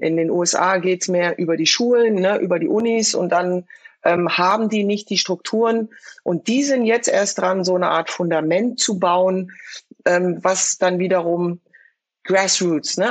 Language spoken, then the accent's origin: German; Frankfurt, Hesse, Germany; wir kommen aus Frankfurt, wir kommen aus einem sozialen Brennpunkt